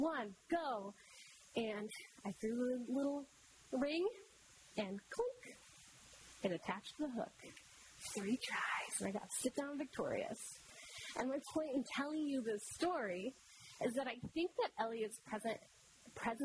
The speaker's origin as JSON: {"language": "English", "region": "Michigan", "country": "United States", "tie": "born or raised there", "said": "I grew up in Michigan"}